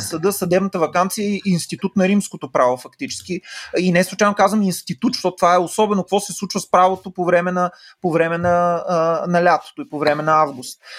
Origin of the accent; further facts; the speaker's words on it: Silistra, Silistra Province, Bulgaria; в Североизточна България, откъдето съм аз, mm. нали, в Силистра.